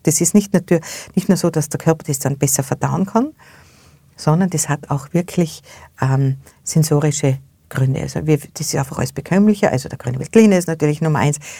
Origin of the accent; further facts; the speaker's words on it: Austria; bei uns in Österreich